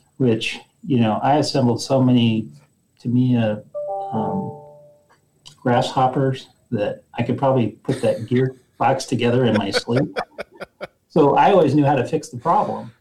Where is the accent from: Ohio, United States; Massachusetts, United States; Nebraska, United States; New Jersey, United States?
Nebraska, United States; moved away as an adult; also born or lived in Fort Collins, Colorado; I grew up in Nebraska